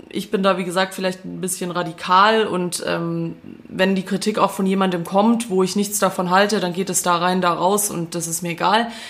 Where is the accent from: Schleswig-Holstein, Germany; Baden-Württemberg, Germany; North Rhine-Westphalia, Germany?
Baden-Württemberg, Germany; Swabia; accent: Swabian; ich rede weiter Schwäbisch.